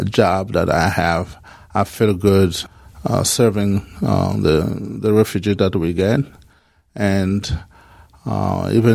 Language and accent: English; Kinshasa, DR Congo; moved away as an adult; now in United States; I'm originally from Congo, particularly in Kinshasa